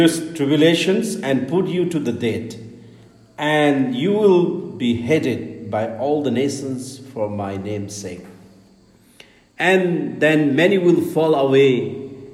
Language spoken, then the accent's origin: English; India; from India.